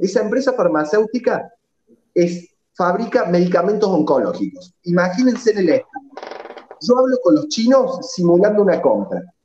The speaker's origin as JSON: {"language": "Spanish", "region": "Córdoba", "country": "Argentina", "tie": "born or raised there", "lives_now": "Colazo, Argentina", "said": "Yo soy oriundo de Córdoba Capital, ahora vivo en Colazo, un pueblito de 10 cuadras por 4 del interior"}